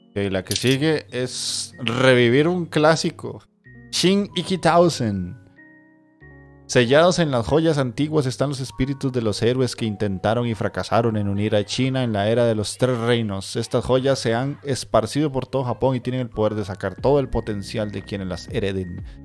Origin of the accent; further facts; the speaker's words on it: Cartago, Costa Rica; also born or lived in San José, Costa Rica; Yo soy de Cartago, pero soy cédula 1